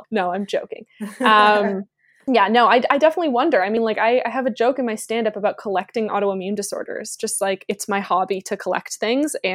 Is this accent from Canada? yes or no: yes; Toronto, Ontario, Canada; Born and raised in Toronto